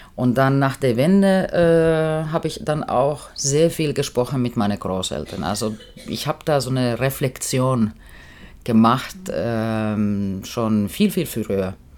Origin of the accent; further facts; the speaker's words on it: Finland; German is a second language; moved away as an adult; also born or lived in East Germany; ich bin Finnin und ich komme aus Arbeiterfamilie